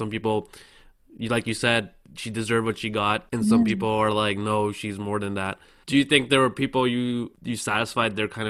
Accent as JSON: {"language": "English", "country": "Canada", "tie": "born or raised there", "said": "I'm from Canadian, I grew up in Canada, right? So this is kind of, you know, new for me."}